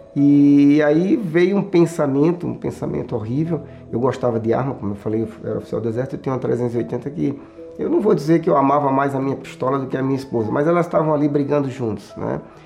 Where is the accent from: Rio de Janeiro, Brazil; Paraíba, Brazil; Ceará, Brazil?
Paraíba, Brazil; João Pessoa; moved away as an adult; now in São Paulo, Brazil; sou paraibano da cidade de João Pessoa. Em 1990 eu vim para São Paulo